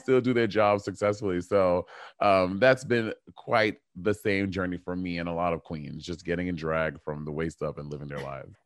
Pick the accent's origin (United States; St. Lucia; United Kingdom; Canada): St. Lucia; moved away; my family is from Saint Lucia, and I grew up in Saint Lucia for a big chunk of my life.